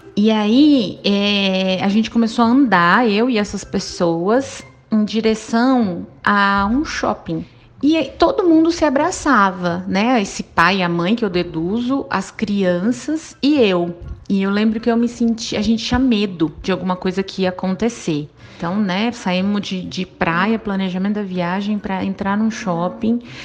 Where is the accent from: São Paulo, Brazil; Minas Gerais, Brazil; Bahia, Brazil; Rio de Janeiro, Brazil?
São Paulo, Brazil; Ribeirão Preto; sou de Ribeirão Preto